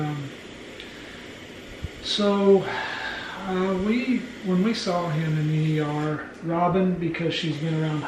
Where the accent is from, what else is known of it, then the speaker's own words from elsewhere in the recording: Oklahoma, United States; we're from Oklahoma